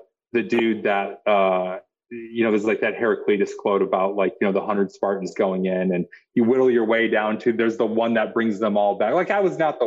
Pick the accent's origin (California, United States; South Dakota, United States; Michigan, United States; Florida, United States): South Dakota, United States; I grew up in South Dakota